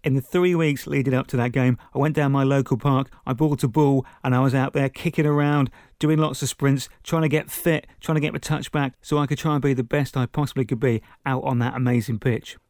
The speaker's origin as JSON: {"language": "English", "town": "Princes Risborough", "region": "South East England", "country": "United Kingdom", "tie": "born or raised there", "said": "my hometown, Princess Risborough"}